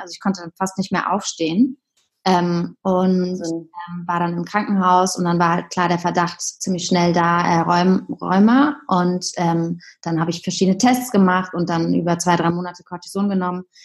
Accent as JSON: {"language": "German", "town": "Heidelberg", "region": "Baden-Württemberg", "country": "Germany", "also_born_or_lived": "Hamburg", "moved": "as an adult", "lives_now": "Berlin, Germany", "said": "ich komme ursprünglich aus Heidelberg"}